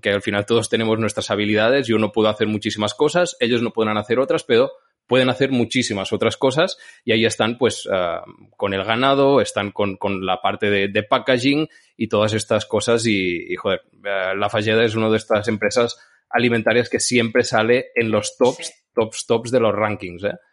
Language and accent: Spanish; Santa Pau, Catalonia, Spain; de Santa Pau, de mi pueblo